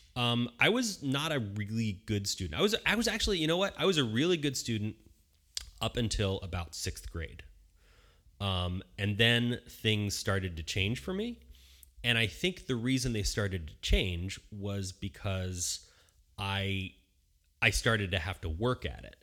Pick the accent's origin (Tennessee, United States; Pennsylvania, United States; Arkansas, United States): Pennsylvania, United States; Bucks County, Philadelphia; now in Southern California, United States; we lived in Bucks County, Pennsylvania, uh, which is right outside of Philadelphia